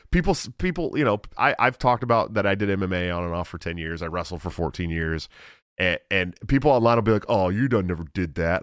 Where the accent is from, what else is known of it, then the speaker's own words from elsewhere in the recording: Iowa, United States; my home state, Iowa